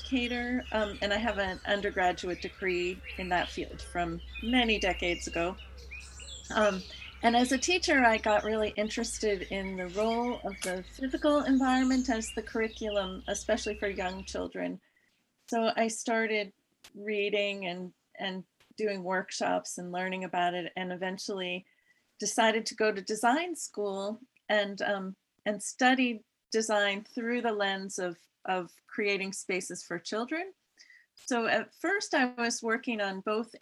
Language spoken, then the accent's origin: English; Massachusetts, United States; I grew up in Massachusetts in a suburb